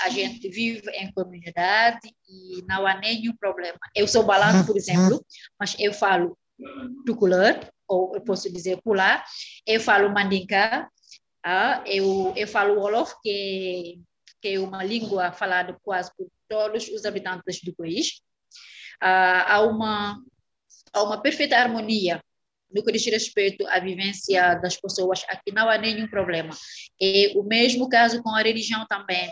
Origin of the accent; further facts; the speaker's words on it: Dakar, Senegal; Portuguese is a second language; also born or lived in Casamance; eu sou da Casamance, do sul do país. Eu nasci aí, em Casamance, no sul do país, e depois que a minha família mudou para, para a capital, Dakar, onde eu fiz uhum. todos os meus estudos